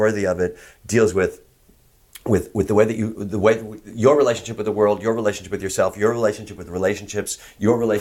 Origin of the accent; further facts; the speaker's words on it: Chicago, Illinois, United States; I'm from Chicago